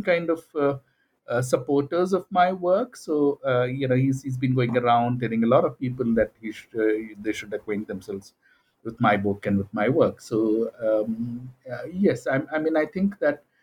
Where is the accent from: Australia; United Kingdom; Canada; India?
India